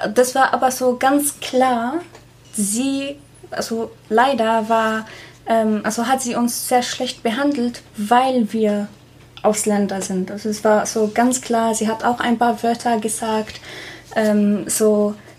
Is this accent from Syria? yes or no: yes; Syria; German is a second language; moved away as an adult; also born or lived in Passau; now in Germany; ich komme aus Syrien